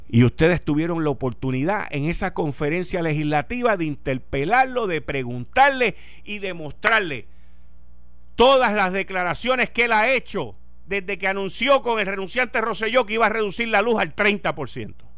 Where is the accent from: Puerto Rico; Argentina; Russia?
Puerto Rico; moved away; me fui de Puerto Rico dejando un paraíso en los 70